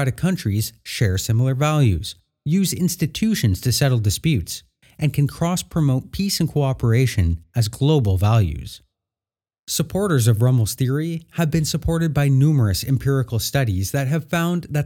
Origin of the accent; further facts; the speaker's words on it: Canada; I say that as a Canadian and future American